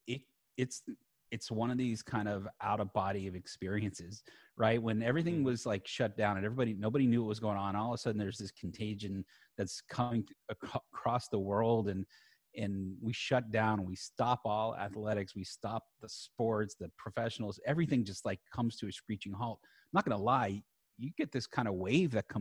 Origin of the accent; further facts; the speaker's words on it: South Florida, United States; I'm born and raised in South Florida